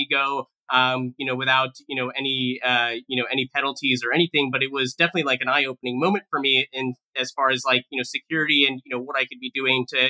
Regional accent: Bay Area, California, United States; I'm really grateful to have grown up in the Bay Area

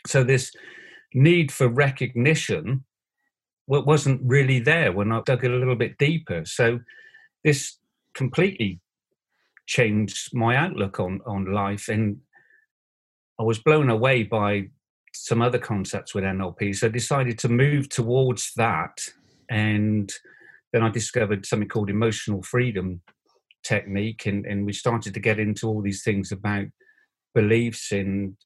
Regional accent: Bristol, South West England, United Kingdom; I was Bristol born and bred

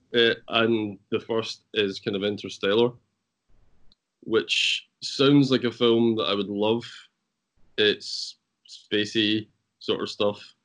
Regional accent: Scotland, United Kingdom; also born or lived in Ireland; I'm Scottish

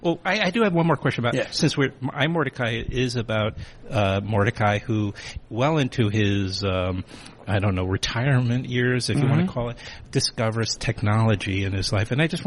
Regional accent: New York City, New York, United States; moved away; I grew up in Queens

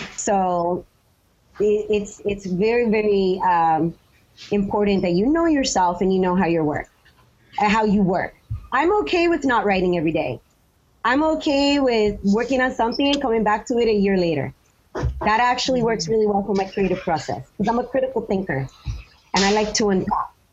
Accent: United States; I'm an American writer.

